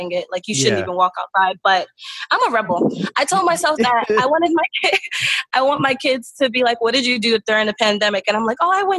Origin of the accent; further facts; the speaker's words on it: New York City, New York, United States; I'm from Brooklyn, originally born and raised